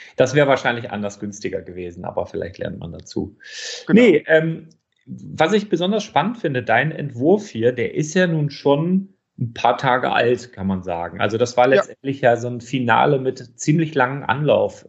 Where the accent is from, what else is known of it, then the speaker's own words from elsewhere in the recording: Northern Germany, Germany; ich komme aus Norddeutschland